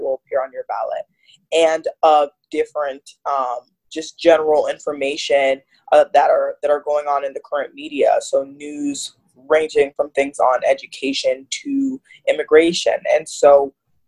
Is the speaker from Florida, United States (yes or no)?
yes; Fort Lauderdale, Florida, United States; also born or lived in Miami, Florida; now in Washington, D.C., United States; I'm actually originally from Miami, Florida, and I was raised in Fort Lauderdale